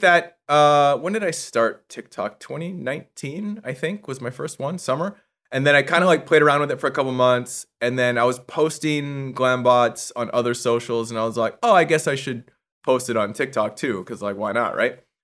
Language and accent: English; Vancouver, British Columbia, Canada; moved away as an adult; now in Los Angeles, United States; I'm originally from Vancouver, Canada, but I've been in LA for 15 years